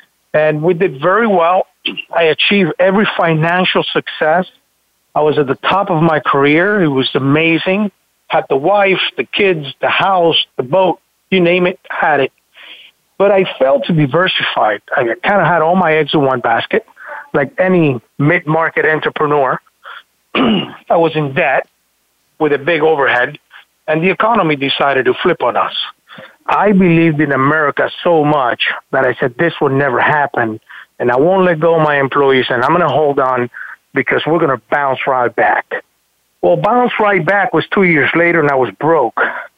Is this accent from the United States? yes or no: yes; Florida, United States; Decided to move back to my hometown and where I kind of grew up in South Florida.